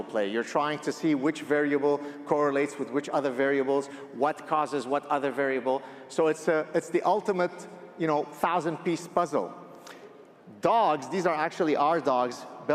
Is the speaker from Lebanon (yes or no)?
yes; Lebanon; I grew up in the Lebanese Civil War, and my parents would tell me, one of the ways that you would die in Lebanon